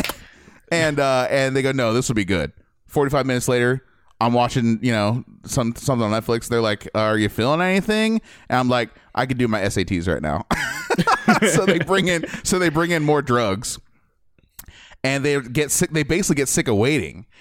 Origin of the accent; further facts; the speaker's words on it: Midwest, United States; moved away; I grew up in the Midwest